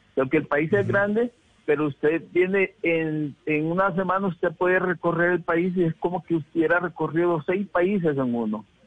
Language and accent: Spanish; Honduras; now in Bogotá, Colombia; Yo soy de Honduras